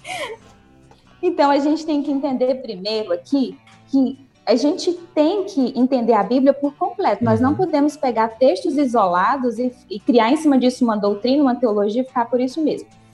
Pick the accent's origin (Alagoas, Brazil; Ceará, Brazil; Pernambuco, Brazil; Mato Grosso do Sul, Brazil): Ceará, Brazil; Nova Russas; now in Uruaçu, Brazil; Eu sou de Nova Russas, né, no Ceará aí, sou conterrânea, mas moro atualmente em Uruaçu, Goiás